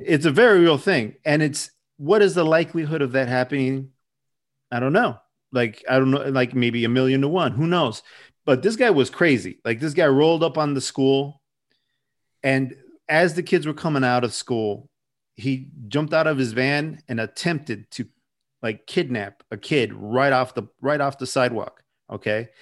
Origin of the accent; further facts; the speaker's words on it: Chicago, Illinois, United States; I grew up on the southwest side of Chicago in an area called Little Village